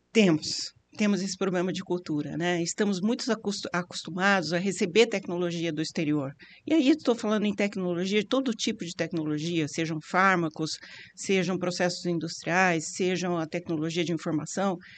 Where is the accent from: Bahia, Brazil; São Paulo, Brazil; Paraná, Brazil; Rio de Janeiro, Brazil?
São Paulo, Brazil; Campinas; eu também sou campineira, também vivi toda essa expansão